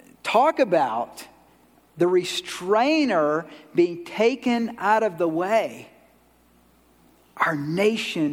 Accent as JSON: {"language": "English", "region": "Georgia", "country": "United States", "said": "I'm from Georgia"}